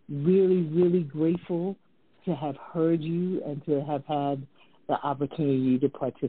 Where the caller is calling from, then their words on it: British Virgin Islands; Yes, I'm calling you from the British Virgin Islands.